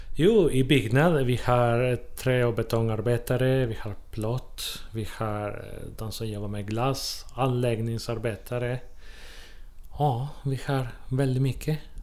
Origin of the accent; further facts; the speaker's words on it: Chile; Swedish is a second language; also born or lived in Måløy, Norway; now in Trollhättan, Sweden; jag kommer från Chile från början